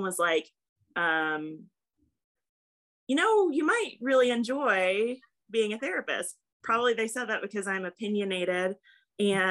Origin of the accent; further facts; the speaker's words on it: Lexington, Kentucky, United States; now in Hendersonville, United States; I grew up in Lexington, Kentucky, which is the horse capital of the world